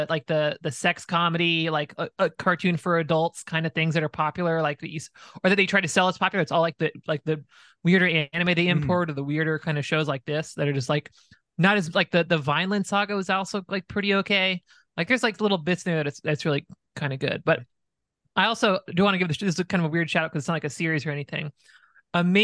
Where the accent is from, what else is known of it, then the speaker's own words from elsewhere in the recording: New Orleans, Louisiana, United States; I grew up in New Orleans in like the zeros